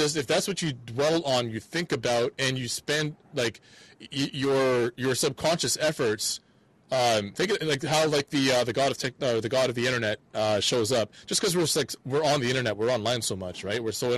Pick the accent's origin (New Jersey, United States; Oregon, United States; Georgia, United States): Georgia, United States; Atlanta; Here's this bigger world that we're a part of, but I've learned a lot from my hometown, from Atlanta already.